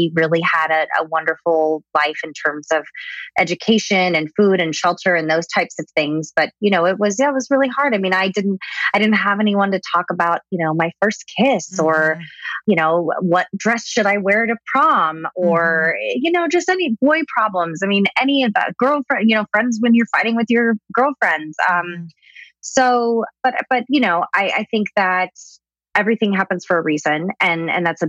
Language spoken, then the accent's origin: English; Southern California, United States; I was born and raised in Southern California